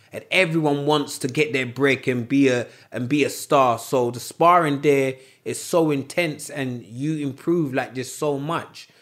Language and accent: English; United Kingdom; we're Brits